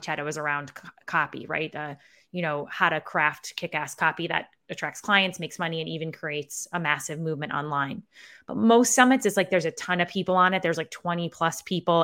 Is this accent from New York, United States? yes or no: yes; Syracuse, New York, United States; accent: Syracuse; my Syracuse accent